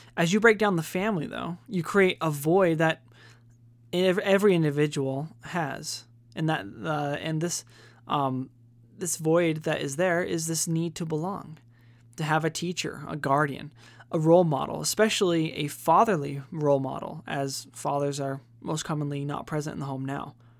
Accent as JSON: {"language": "English", "country": "United States"}